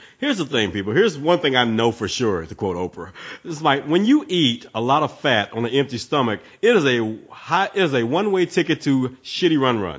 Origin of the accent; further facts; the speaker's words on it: the South, United States; I've been born and raised in the South.